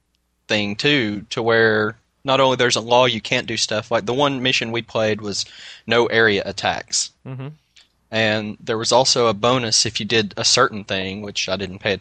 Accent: the South, United States; I'm Southern.

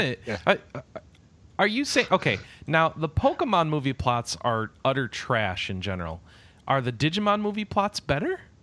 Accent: United States; I'm from America

